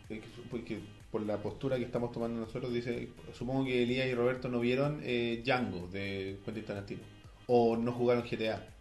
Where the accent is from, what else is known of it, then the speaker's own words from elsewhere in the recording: Chile; Como buen chileno.